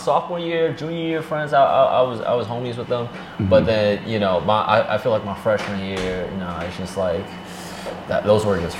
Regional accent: New York City, New York, United States; moved away as an adult; now in Los Angeles, United States; I grew up in Manhattan.

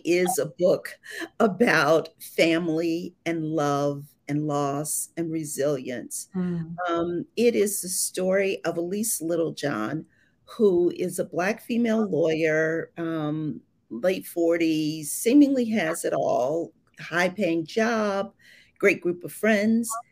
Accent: Ohio, United States; moved away as an adult; now in Atlanta, United States; I'm originally from Ohio

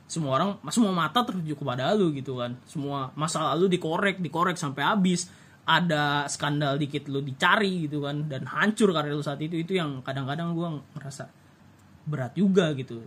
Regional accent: West Java, Indonesia; gua orang Sunda

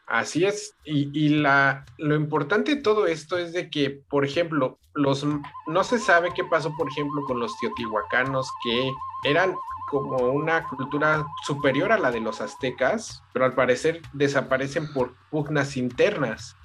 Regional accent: Mexico; nosotros como mexicanos

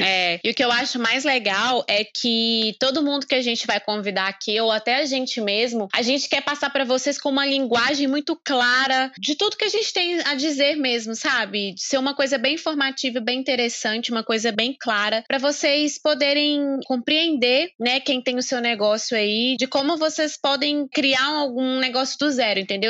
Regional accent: Caratinga, Minas Gerais, Brazil; also born or lived in Espírito Santo; somos da cidade de Caratinga

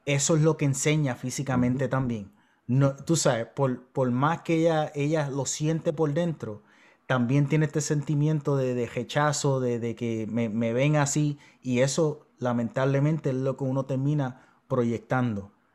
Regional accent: Puerto Rico

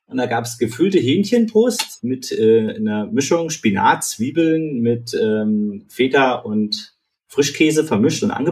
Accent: Eisenach, Thuringia, Germany; now in Fulda, Germany; in Eisenach, habe dann da in der Nähe gewohnt und äh, ja, bin jetzt eigentlich seit vier Jahren Fuldaer.

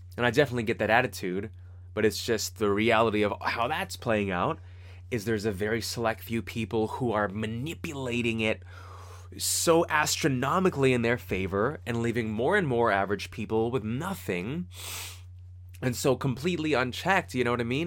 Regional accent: Fremont, California, United States; from Fremont and the kinds of people that I grew up with in Fremont

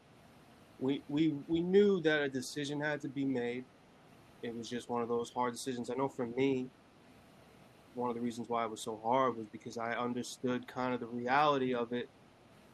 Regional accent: Long Island, New York, United States; I was born and raised in Long Island, New York

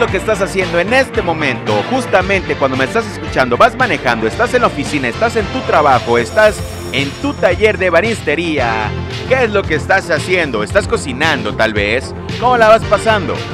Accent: Lerdo de Tejada, Veracruz, Mexico; en el bello estado de Veracruz, en la República Mexicana, de donde yo soy originario, Lerdo de Tejada, Veracruz, México

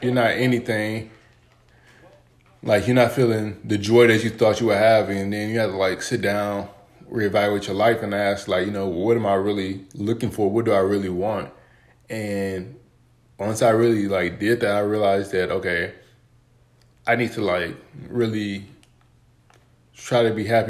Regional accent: Texas, United States; I grew up in Texas, super hot

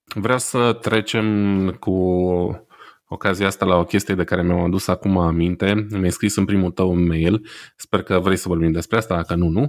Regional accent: Romania; now in Heilbronn, Germany; noi, poate ca români

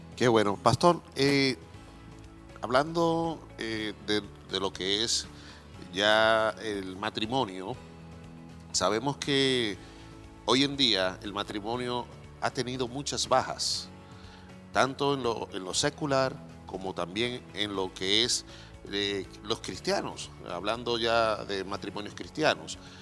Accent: Dominican Republic; now in Chile; yo soy dominicano

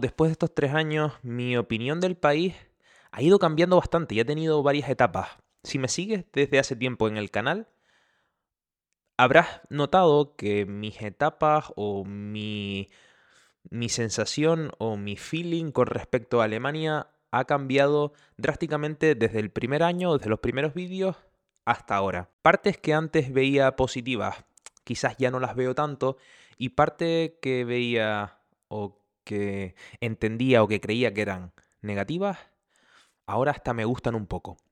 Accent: Canary Islands, Spain; accent: Canarian; moved away as an adult; now in Germany; soy canario, por eso de ahí mi acento

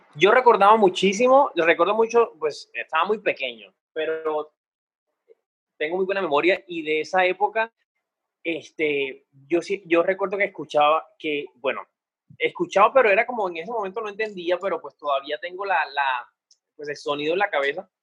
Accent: Cartagena, Bolívar, Colombia; yo pues nací en Cartagena, soy hijo de una madre soltera

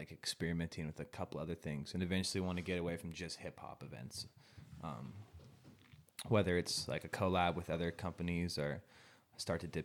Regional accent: Spokane, Washington, United States; also born or lived in Richland, Washington / Coeur d'Alene, Idaho; I was born in Richland. Oh, in Washington. Richland. okay. been in Spokane area most of my like life.

